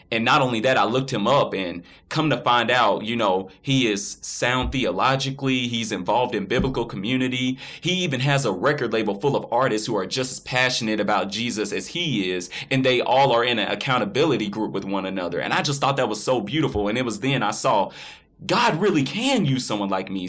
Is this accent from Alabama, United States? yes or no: yes; Florence, Alabama, United States; I was born and raised in Florence, Alabama.